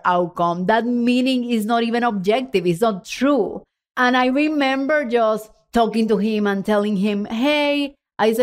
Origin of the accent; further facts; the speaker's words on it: Puerto Rico; English is a second language; moved away as an adult; also born or lived in Texas; When I moved from Puerto Rico to Texas for my full-time job in the oil and gas industry